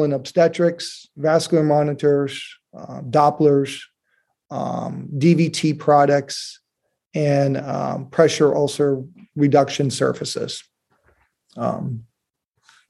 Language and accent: English; Detroit, Michigan, United States; I grew up in Detroit, Michigan